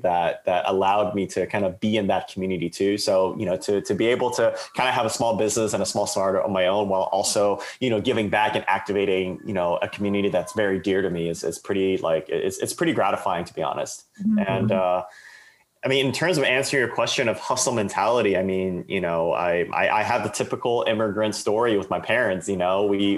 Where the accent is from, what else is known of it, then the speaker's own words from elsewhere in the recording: Bay Area, California, United States; I was born and raised in the Bay Area, to Chinese parents that immigrated from southern China in the 1980s